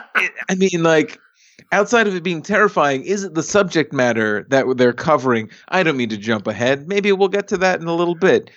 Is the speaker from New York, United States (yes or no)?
yes; New York City, New York, United States; where I was raised, Staten Island